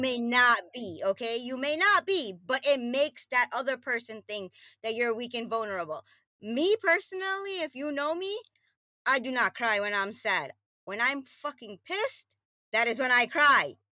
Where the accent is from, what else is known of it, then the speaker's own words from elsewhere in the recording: New York, United States; moved away as an adult; also born or lived in Trinidad and Tobago; now in New Jersey, United States; I grew up in Queens, New York